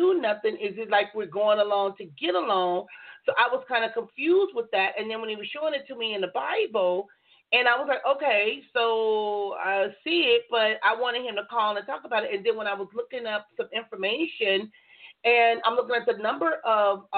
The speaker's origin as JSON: {"language": "English", "town": "Compton", "region": "California", "country": "United States", "tie": "born or raised there", "moved": "yes", "lives_now": "San Diego County, United States", "said": "I grew up in Compton"}